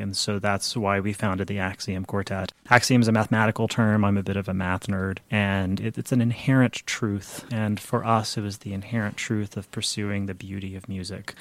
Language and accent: English; Midland, Texas, United States; I grew up in Midland, Texas